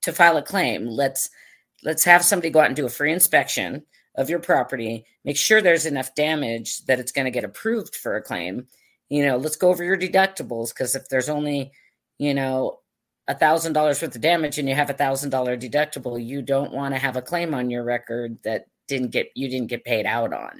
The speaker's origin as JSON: {"language": "English", "town": "Mission Viejo", "region": "California", "country": "United States", "tie": "born or raised there", "also_born_or_lived": "Hawaii / Australia", "moved": "as an adult", "said": "I grew up in Southern California, went to UC Irvine"}